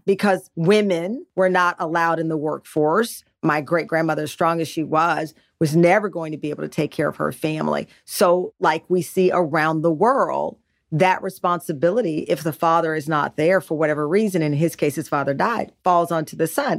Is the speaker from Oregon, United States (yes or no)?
no; Texas, United States; we're from Texas